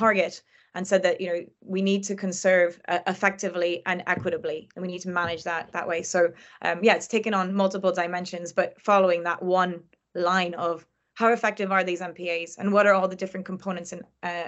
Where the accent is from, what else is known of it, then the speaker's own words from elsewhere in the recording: France; not all of them are protected like the one that I grew up next to in France